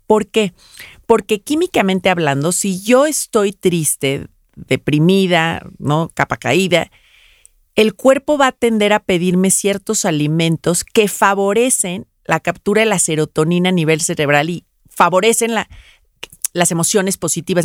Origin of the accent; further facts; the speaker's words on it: Mexico; Los mexicanos tendemos